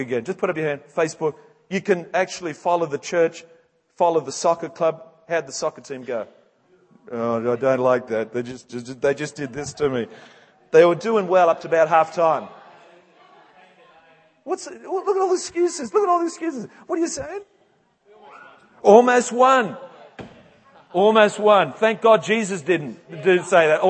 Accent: England, United Kingdom; moved away; I'm an Englishman

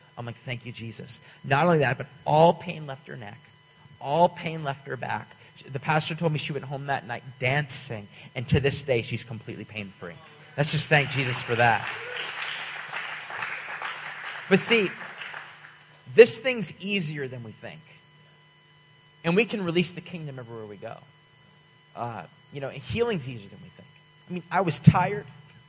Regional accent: California, United States; And I'm like, hey, man, we're from California.

